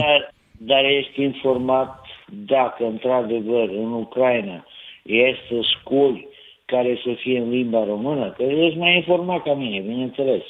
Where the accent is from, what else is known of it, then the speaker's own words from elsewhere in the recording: near Sighet, Maramureș County, Romania; la noi în sat, acolo în, lângă Sighet